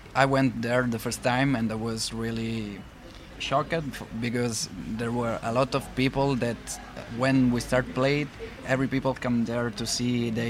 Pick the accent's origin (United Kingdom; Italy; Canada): Italy; I'm from Italy, and I'm here in Dakar to play with other musicians.